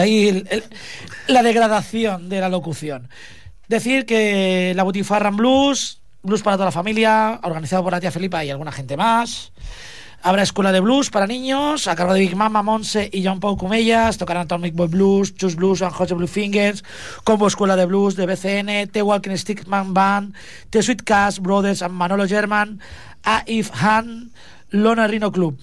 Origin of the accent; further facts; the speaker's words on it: Montcada i Reixac, Catalonia, Spain; Yo soy de Moncada